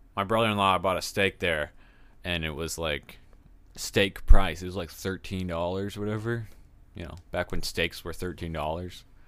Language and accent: English; Texas, United States; I'm from Texas